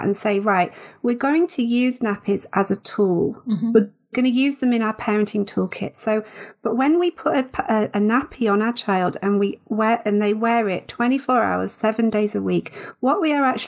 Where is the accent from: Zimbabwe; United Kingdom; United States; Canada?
United Kingdom; I know we're all British